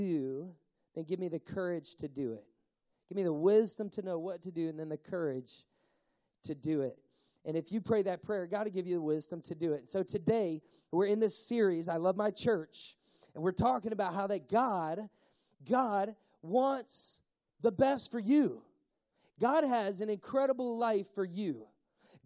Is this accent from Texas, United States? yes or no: no; Tennessee, United States; I'm from Tennessee